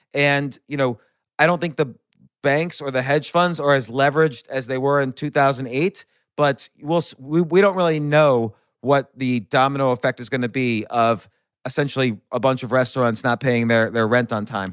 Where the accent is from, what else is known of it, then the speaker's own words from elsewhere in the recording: New York City, New York, United States; I'm a New Yorker